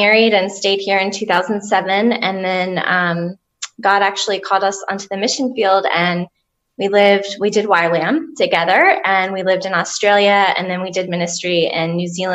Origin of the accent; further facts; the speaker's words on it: Jacksonville, Florida, United States; moved away as an adult; now in Tennessee, United States; I'm actually from Jacksonville, Florida, originally, but I've lived in Tennessee since